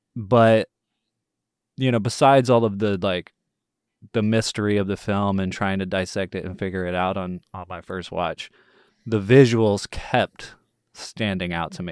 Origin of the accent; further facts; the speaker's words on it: Texas, United States; I'm born and raised in Texas.